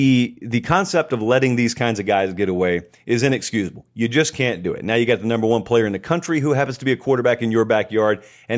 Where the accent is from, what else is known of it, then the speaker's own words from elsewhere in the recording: Georgia, United States; which is translated to mean that you can't immediately tell I'm from Harris County, Georgia. Now, don't get me wrong. I'm very proud of where I'm from.